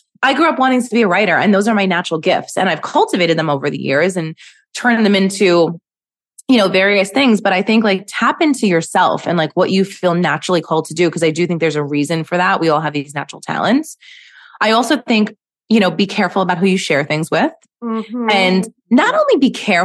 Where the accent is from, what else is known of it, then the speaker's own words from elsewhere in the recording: New York City, New York, United States; also born or lived in Manhattan; I live in Manhattan. I grew up in Brooklyn.